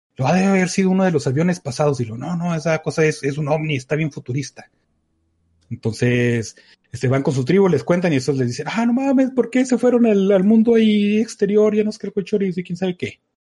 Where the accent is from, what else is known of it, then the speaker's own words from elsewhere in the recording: Mexico; como México